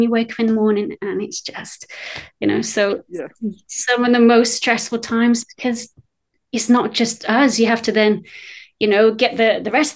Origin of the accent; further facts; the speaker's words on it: United Kingdom; accent: British; also born or lived in Wales; you can tell from my accent, I'm British